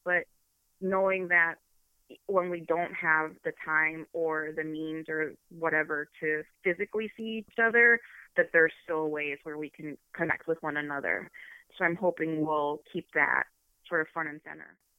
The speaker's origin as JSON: {"language": "English", "town": "Chicago", "region": "Illinois", "country": "United States", "tie": "born or raised there", "moved": "as an adult", "lives_now": "Ann Arbor, United States", "said": "I am from Chicago, born and raised"}